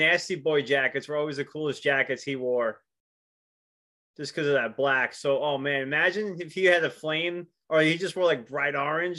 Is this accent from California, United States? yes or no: no; New York, United States; I grew up in New York during Lawrence Taylor's career, and my uncles, my granddad, they were big Giant fans.